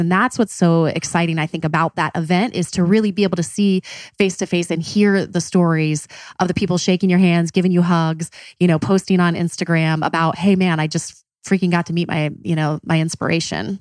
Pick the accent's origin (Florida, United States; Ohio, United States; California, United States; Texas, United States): Ohio, United States; Columbus; we're from Columbus